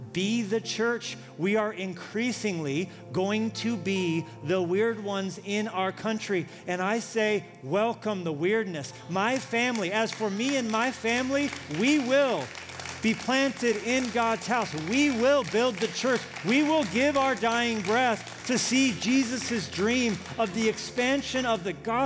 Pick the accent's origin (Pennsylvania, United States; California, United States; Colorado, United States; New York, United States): Colorado, United States; now in Montana, United States; I grew up in Colorado